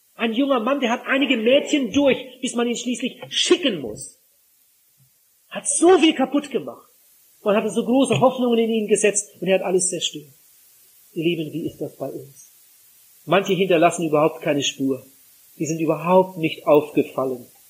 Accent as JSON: {"language": "German", "region": "Northern Germany", "country": "Germany", "said": "bei uns zu Hause in Norddeutschland"}